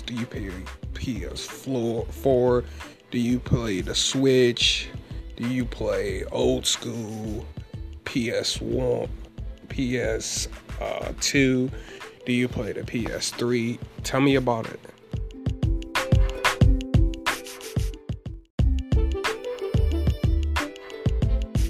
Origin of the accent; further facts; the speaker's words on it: Baltimore, Maryland, United States; now in North Carolina, United States; I'm from Baltimore, Maryland, but I reside in North Carolina